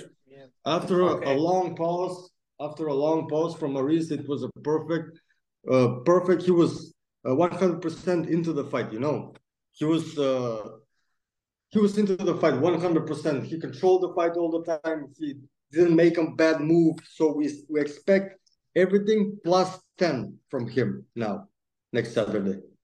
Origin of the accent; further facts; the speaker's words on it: Skopje, North Macedonia; English is a second language; now in Karlsruhe, Germany; I have everything I need in Skopje, in my hometown.